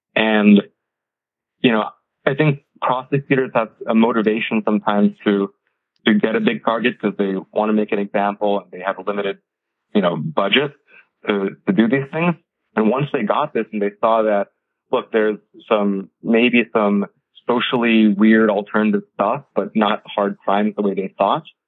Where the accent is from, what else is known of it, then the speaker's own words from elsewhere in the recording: United States; I'm the first generation American. My family's, uh, you know, we're an Indian family